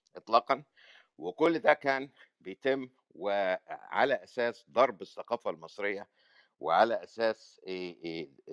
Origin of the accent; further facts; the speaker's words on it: Egypt; now in United States; انا كمصري